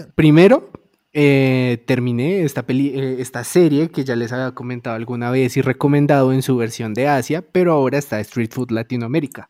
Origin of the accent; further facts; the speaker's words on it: Bogotá, Colombia; nosotros como bogotanos